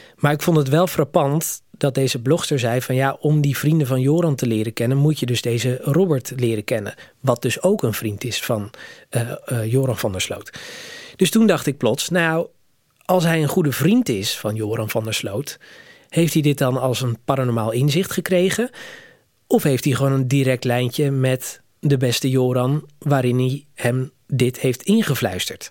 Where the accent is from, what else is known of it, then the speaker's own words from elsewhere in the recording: Netherlands; Ik kom zelf uit Nederland.